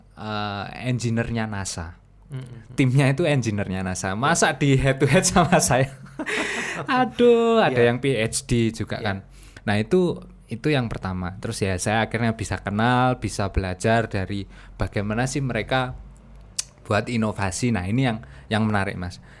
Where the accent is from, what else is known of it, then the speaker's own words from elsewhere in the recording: Madiun, East Java, Indonesia; moved away as an adult; also born or lived in Malang; saya itu asli orang Madiun, dari kecil dibesarkan di Madiun sampai SMA.